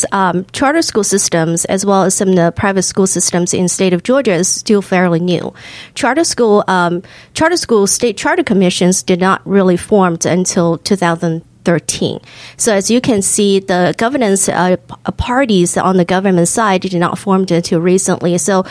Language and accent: English; Hong Kong; also born or lived in China; now in United States; And I'm also, I'm a first generation immigrant. So I was born in China, raised in Hong Kong.